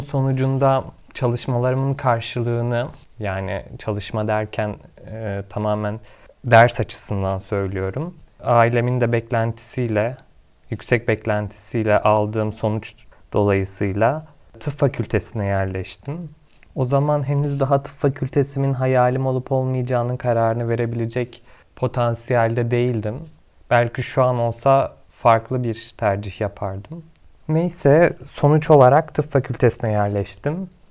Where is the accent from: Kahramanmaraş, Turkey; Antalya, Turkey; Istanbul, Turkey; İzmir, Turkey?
Kahramanmaraş, Turkey; doksan yedi yılında Kahramanmaraş'ta doğdum.